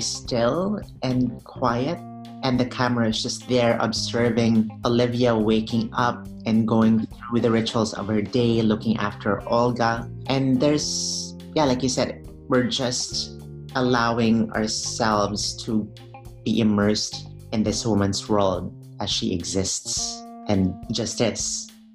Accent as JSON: {"language": "English", "country": "Philippines", "moved": "as an adult", "lives_now": "United States", "said": "I'm an immigrant from the Philippines. I've only been here for over 10 years"}